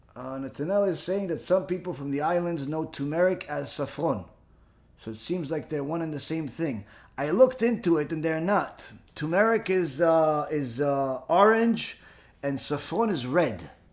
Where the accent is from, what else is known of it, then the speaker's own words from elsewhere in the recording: Israel; I was born in Israel